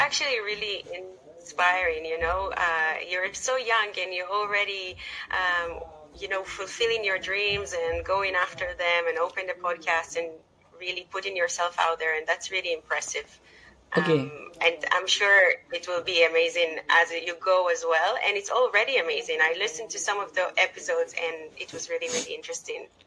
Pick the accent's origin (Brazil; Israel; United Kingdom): Israel; moved away as an adult; now in Dublin, Ireland; I was born and raised in Israel